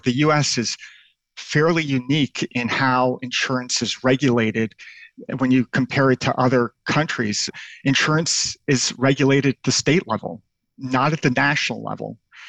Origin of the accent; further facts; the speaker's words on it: New York City, New York, United States; also born or lived in Tel Aviv, Israel; My hometown straddled New York City and the Yemenite quarter of Tel Aviv, Israel.